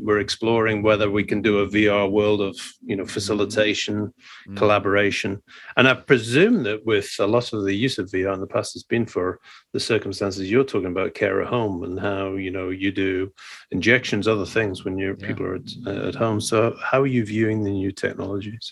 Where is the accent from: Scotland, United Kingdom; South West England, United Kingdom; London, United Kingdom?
Scotland, United Kingdom; I'm a Scottish Presbyterian